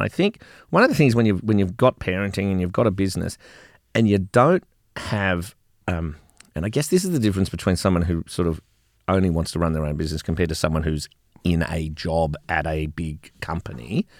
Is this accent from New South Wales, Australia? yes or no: no; Melbourne, Victoria, Australia; Which is a very Melbourne thing, because I grew up in Melbourne.